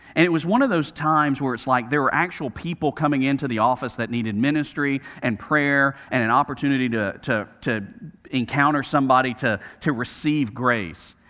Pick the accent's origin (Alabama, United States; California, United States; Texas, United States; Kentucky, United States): Alabama, United States; Birmingham; growing up in Birmingham, Alabama